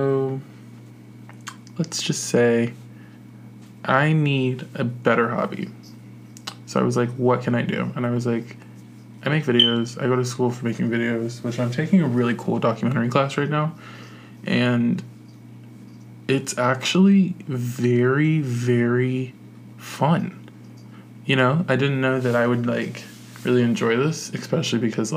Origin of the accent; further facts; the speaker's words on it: Virginia Beach, Virginia, United States; moved away; I'm from Virginia Beach originally.